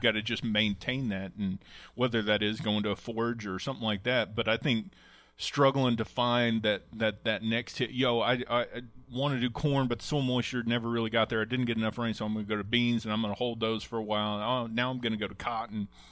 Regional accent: Oklahoma, United States; growing up in Oklahoma

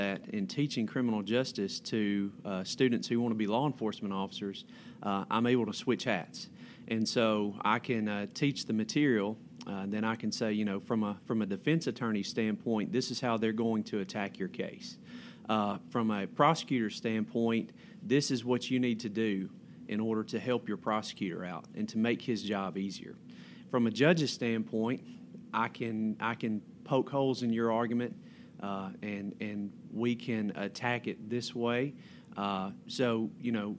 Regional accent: Prentiss County, Mississippi, United States; also born or lived in Jackson, Mississippi / Oxford, Mississippi; I'm a local boy. I grew up in Prentice County, went to high school at Wheeler High School

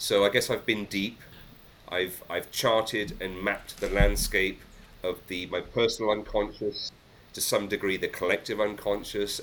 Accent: England, United Kingdom; I think as a Brit, as an Englishman

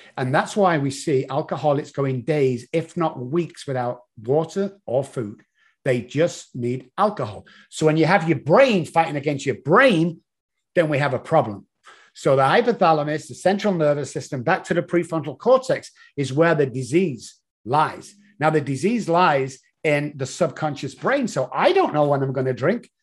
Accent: Manchester, North West England, United Kingdom; moved away as an adult; now in San Antonio, United States; Originally, as you can tell from the accent, from Manchester in the United Kingdom

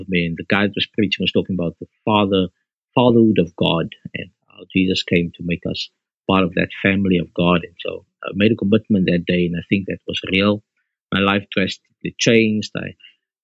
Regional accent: Bellville, Western Cape, South Africa; I grew up in Belleville South, where I'm ministering

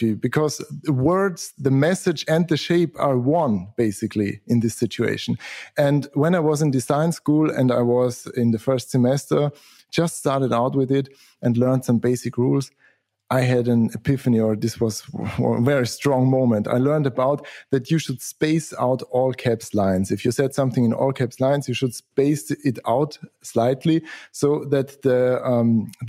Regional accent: Austria; I'm from Austria, south of Germany, small country there.

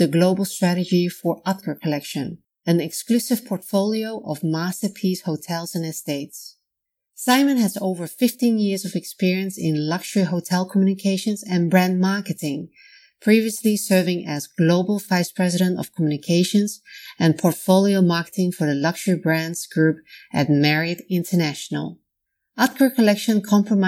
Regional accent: Netherlands; Originally from the Netherlands, also my home country

